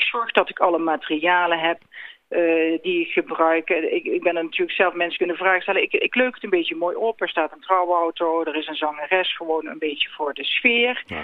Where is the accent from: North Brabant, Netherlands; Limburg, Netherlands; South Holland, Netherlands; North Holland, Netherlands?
North Brabant, Netherlands; Ik kom zelf uit Zuid-Brabant.